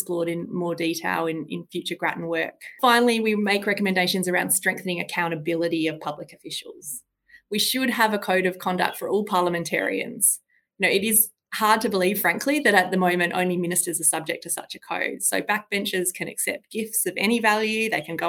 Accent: Australia; As Australian citizens

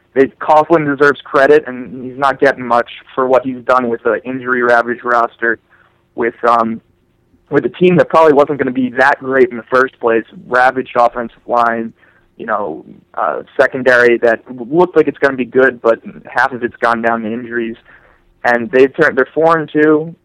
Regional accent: New York, United States; I'm from New York

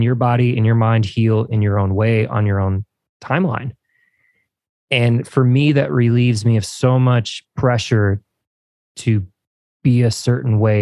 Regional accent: Evansville, Indiana, United States; my hometown

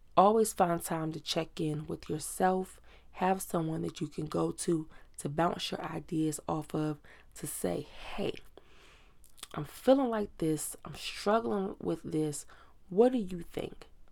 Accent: Virginia Beach, Virginia, United States; moved away; we're from Virginia Beach, Virginia

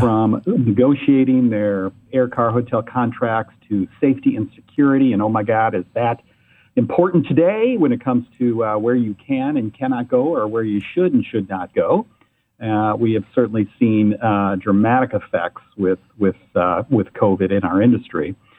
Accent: Ann Arbor, Michigan, United States; I was born and raised in Ann Arbor

